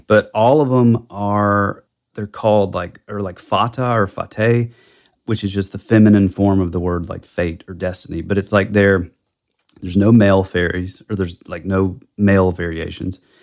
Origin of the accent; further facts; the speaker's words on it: the Bible Belt, United States; growing up in the Bible Belt